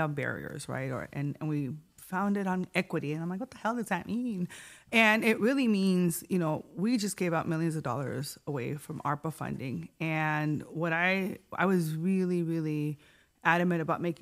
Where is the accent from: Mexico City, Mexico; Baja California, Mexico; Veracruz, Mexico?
Baja California, Mexico; Tijuana; also born or lived in San Diego County; now in San Diego, United States; born and raised in Tijuana, immigrant, right? Very proud to be binational, fronteriza